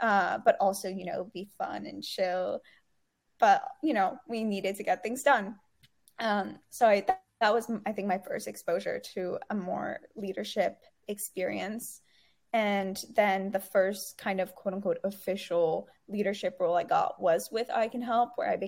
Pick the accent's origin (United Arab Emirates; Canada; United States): United Arab Emirates; Dubai; growing up in Dubai, it wasn't only being exposed to like a quote unquote Arab culture, it was being exposed to so many cultures because everyone is from everywhere